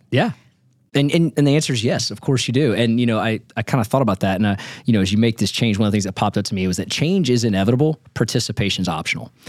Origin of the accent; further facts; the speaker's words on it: Nashville, Tennessee, United States; I'm from Nashville, born and raised